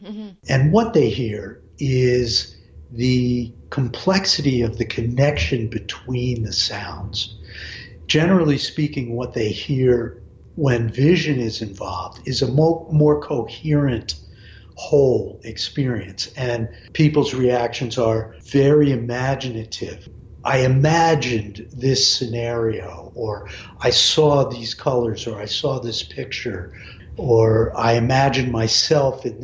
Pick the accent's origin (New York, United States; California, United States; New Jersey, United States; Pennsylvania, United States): New York, United States; Hudson Valley; growing up in the Hudson Valley in New York